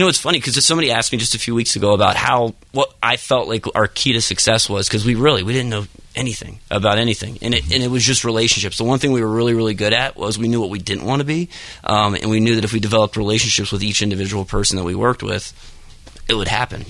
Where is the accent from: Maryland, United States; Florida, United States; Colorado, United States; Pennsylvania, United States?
Pennsylvania, United States; Dillsburg; right outside uh, Hershey, Pennsylvania. Right. Uh, yep, small town called Dillsburg.